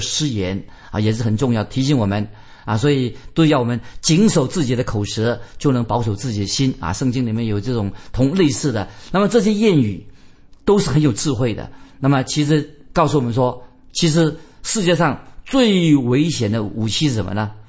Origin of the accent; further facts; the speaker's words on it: China; 那我们中国人更多了，关于这个说言多必失，一言既出，驷马难追